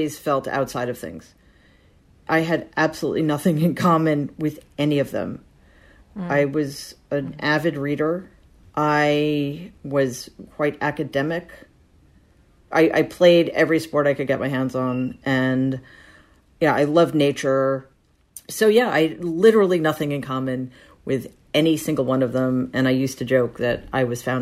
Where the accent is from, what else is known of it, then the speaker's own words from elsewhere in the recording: New York City, New York, United States; I grew up in an apartment building in Jamaica, Queens